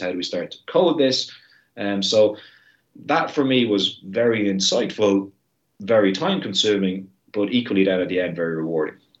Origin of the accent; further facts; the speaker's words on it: Ireland; my country and the heritage and the ethnicity of Irish people